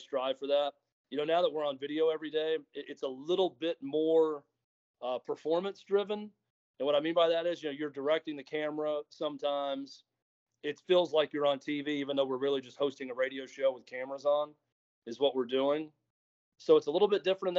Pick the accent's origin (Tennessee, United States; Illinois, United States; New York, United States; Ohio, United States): Tennessee, United States; Mount Juliet; I'm from Mount Juliet